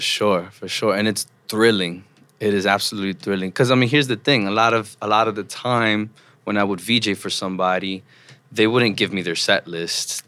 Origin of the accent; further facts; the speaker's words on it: New York City, New York, United States; also born or lived in Troy, New York; I grew up in the Upper West Side of Manhattan